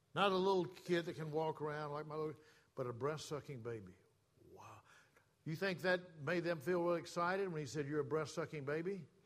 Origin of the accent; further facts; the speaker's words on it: the South, United States; moved away as an adult; I was born and raised in the South.